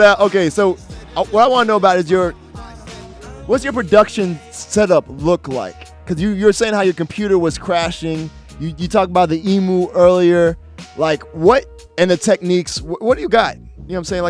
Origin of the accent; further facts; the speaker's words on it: Jamaica; I'm Jamaican.